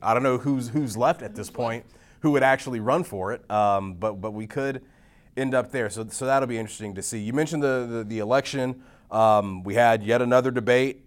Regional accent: Texas, United States; moved away; my home state of Texas

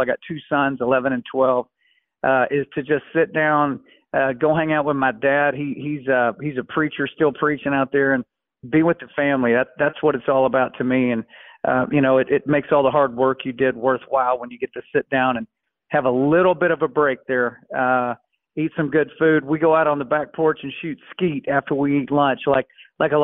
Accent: United States; I'm an American

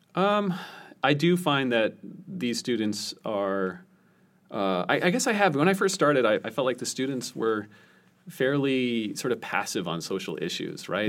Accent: near Boston, Massachusetts, United States; I grew up near Boston, so we got these big nor'easter storms

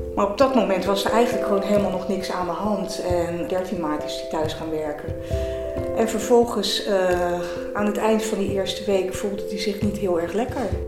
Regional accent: Delft, South Holland, Netherlands; ik ben 59 jaar, geboren en getogen in Delft

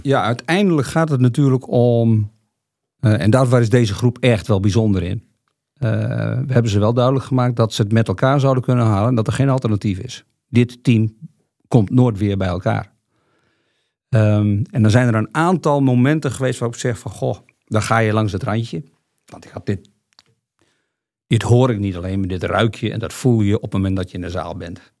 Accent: Friesland, Netherlands; En ik kom uit Friesland

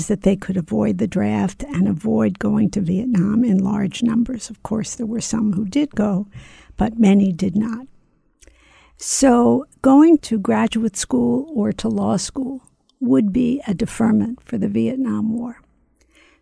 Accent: Philadelphia, Pennsylvania, United States; somebody who grew up in Philadelphia

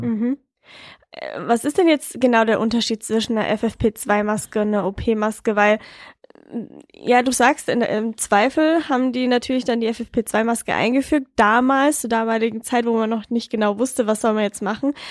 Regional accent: Bavaria, Germany; Bei uns in Bayern

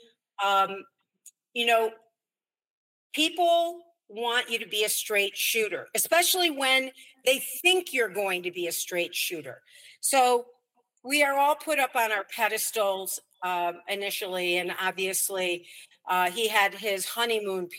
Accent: Chicago, Illinois, United States; I grew up in Chicago

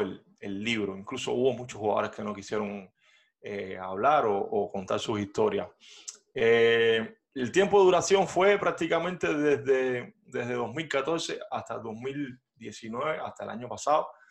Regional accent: Cuba; moved away as an adult; also born or lived in Havana / Miami; now in United States

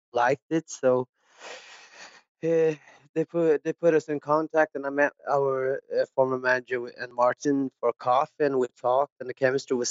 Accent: Ingarö, Stockholm County, Sweden; English is a second language; I grew up like outside of Stockholm on the countryside in a little place called Ingerö

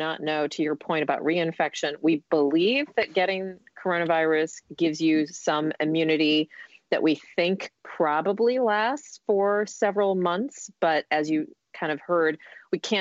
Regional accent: Texas, United States; I'm from Texas

